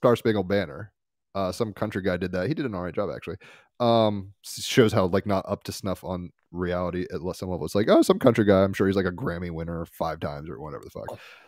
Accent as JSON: {"language": "English", "country": "Sweden", "said": "I'm from Sweden and he is from here too."}